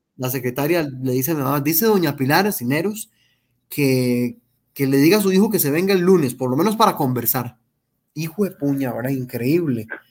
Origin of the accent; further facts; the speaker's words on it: Heredia, Costa Rica; me crié en Heredia Centro, en un barrio que se llama Fátima, barrio Fátima.